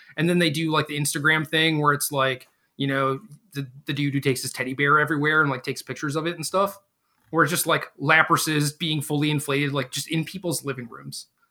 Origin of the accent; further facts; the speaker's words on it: Minnesota, United States; moved away; also born or lived in Seattle, Washington / Virginia; I grew up in Minnesota